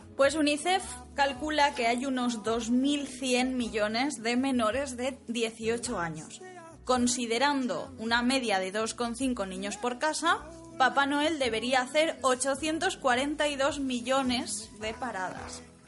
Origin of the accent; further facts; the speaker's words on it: Valencian Community, Spain; somos los dos valencianos